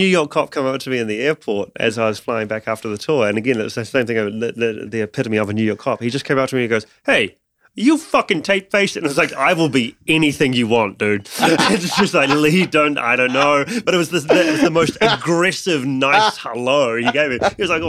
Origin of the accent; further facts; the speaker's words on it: New Zealand; moved away as an adult; now in London, United Kingdom; And also because when I moved from New Zealand to London, I had to change my show dramatically.